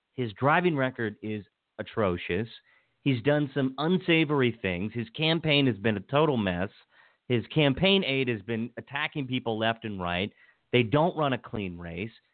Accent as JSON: {"language": "English", "area": "Washington County", "region": "Maryland", "country": "United States", "tie": "born or raised there", "said": "where I grew up in Washington County"}